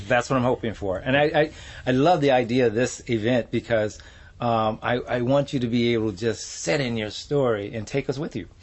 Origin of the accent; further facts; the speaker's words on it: Compton, California, United States; also born or lived in Houston, Texas; we moved to Compton